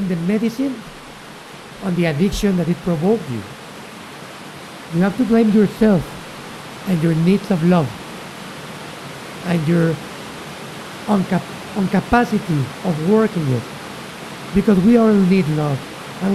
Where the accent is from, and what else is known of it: Mexico City, Mexico; born or raised there; also born or lived in Chiapas